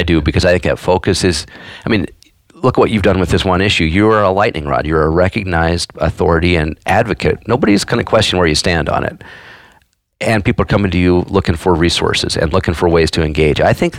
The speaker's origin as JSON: {"language": "English", "region": "Missouri", "country": "United States", "accent": "Missouri", "moved": "yes", "lives_now": "Montana, United States"}